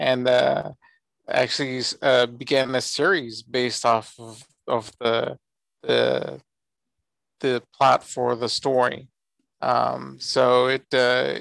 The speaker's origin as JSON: {"language": "English", "town": "San Antonio", "region": "Texas", "country": "United States", "tie": "born or raised there", "said": "I'm from San Antonio, Texas, born and raised here. I actually do live here now"}